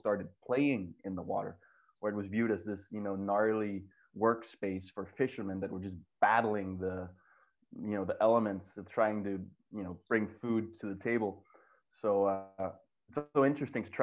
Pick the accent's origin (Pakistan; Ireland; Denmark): Denmark; growing up in Denmark, we were kind of an underdog nation.